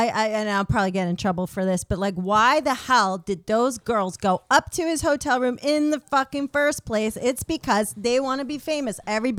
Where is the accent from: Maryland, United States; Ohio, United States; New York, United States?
New York, United States; moved away as an adult; now in California, United States; even though I'm from New York.